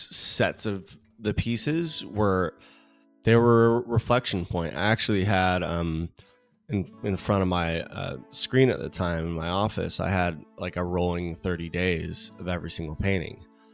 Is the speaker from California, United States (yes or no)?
yes; California, United States; I mean, I grew up in California, in Southern California, and I, you know, one of three kids, parents who fortunately they're still married, which is great.